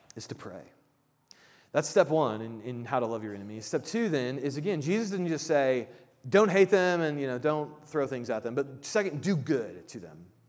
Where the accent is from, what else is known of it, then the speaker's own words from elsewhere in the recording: Midwest, United States; I grew up in the Midwest and I'm Midwestern nice